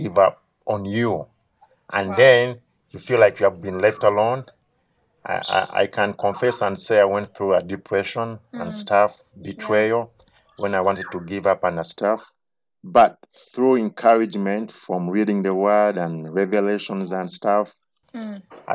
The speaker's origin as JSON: {"language": "English", "town": "Kampala", "region": "Central Region", "country": "Uganda", "tie": "born or raised there", "said": "I was born in Katwe, area called Katwe, here in Kampala."}